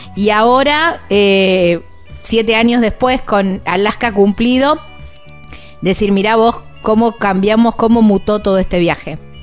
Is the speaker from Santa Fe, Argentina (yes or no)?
yes; near Rosario, Santa Fe, Argentina; Son de una ciudad muy cerquita de donde soy yo, son de Rosario, del sur de la provincia de Santa Fe, casi coterráneos diría yo